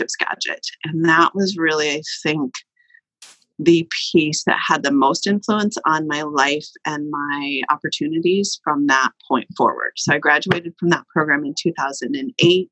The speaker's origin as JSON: {"language": "English", "town": "La Conner", "region": "Washington", "country": "United States", "tie": "born or raised there", "also_born_or_lived": "Bellingham", "said": "I was raised in Laconer and graduated from Laconer High School"}